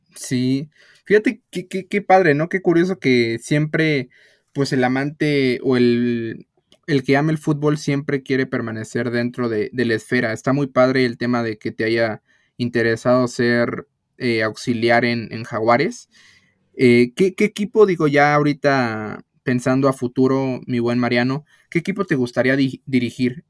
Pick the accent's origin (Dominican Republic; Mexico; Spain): Mexico; nosotros como mexicanos